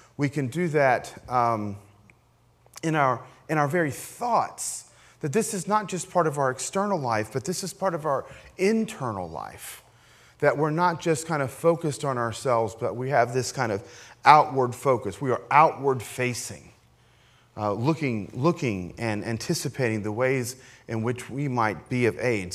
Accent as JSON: {"language": "English", "region": "Appalachia", "country": "United States", "tie": "born or raised there", "said": "I grew up, you know, as you know, as an Appalachian American, ki-, kind of in the hills"}